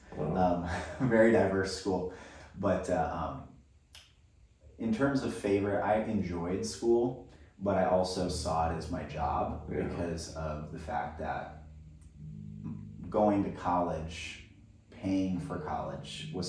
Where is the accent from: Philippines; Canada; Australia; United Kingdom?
Philippines; now in United States; one thing that's unique about growing up in the Philippines, or the fact that my parents chose to live in the Philippines, is that both of them were raised overseas.